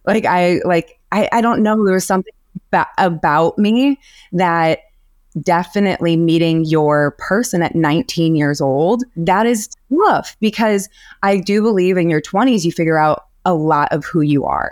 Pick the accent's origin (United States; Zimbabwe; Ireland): United States; Illinois; moved away as an adult; also born or lived in Portland / Miami / Los Angeles; now in Milwaukee, United States; born and raised in Illinois.